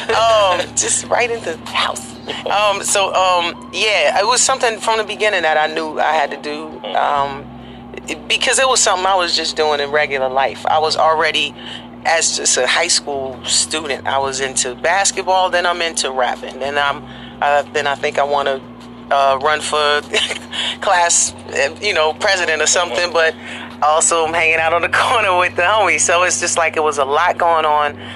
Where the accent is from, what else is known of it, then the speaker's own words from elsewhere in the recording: Newark, New Jersey, United States; me from Jersey, Newark.